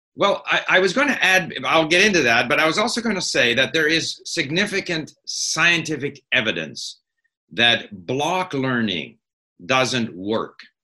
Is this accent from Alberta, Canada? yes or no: no; Montreal, Quebec, Canada; moved away as an adult; also born or lived in France / Hong Kong; I grew up in Montreal at a time when Montreal was very much a divided city: English-speaking Montreal, ah. French-speaking Montreal